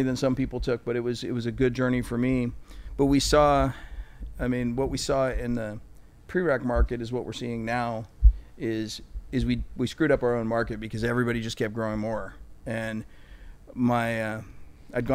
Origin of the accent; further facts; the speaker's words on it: Santa Rosa, California, United States; I'm from Northern California